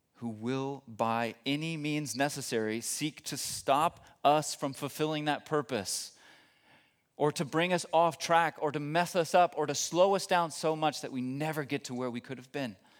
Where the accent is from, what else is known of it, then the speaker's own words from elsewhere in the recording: Texas, United States; moved away as an adult; now in Germany; I'm not originally from Germany, from Texas originally